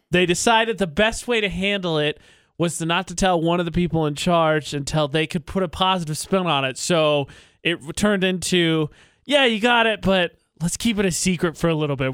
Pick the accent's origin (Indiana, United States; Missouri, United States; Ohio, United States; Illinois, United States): Indiana, United States; moved away as an adult; also born or lived in New Mexico; I accepted a job to move from my hometown in Indiana to really South New Mexico.